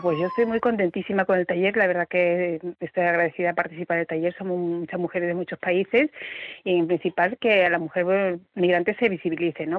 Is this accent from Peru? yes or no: yes; Peru; now in Seville, Spain; yo soy, por ejemplo, soy peruana